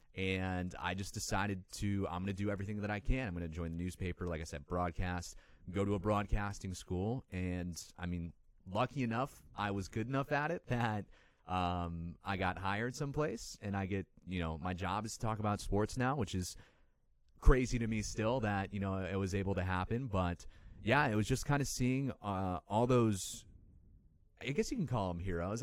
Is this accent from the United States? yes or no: yes; Lindenhurst, Illinois, United States; I grew up in Illinois in a small town called Lindenhurst. It's, uh, up in the north suburbs of Chicago